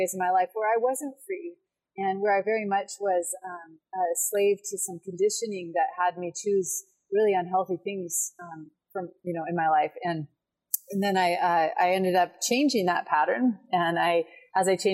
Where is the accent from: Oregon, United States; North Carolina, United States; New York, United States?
Oregon, United States; Portland; I grew up in Portland, Oregon, which is a pretty progressive city